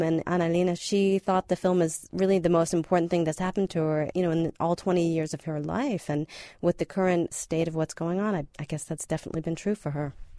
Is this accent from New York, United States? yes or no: no; South Florida, United States; now in Berlin, Germany; I'm from South Florida myself